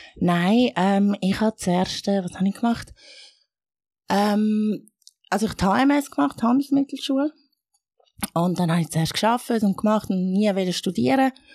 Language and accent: German; Erlenbach, Zurich, Switzerland; first language Arabic; also born or lived in Egypt / Chur / Regensdorf / Langnau am Albis; ich bin so ein Mixmax, wo in Ägypten geboren worden ist, aber äh, in der Schweiz aufgewachsen.